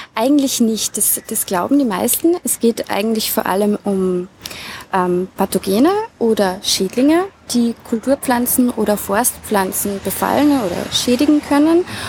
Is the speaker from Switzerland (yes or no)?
no; Rammingstein, Salzburg, Austria; Ich bin geboren und aufgewachsen im Lungau, genauer gesagt in der Gemeinde Rammingstein, auf einem Bergbauernhof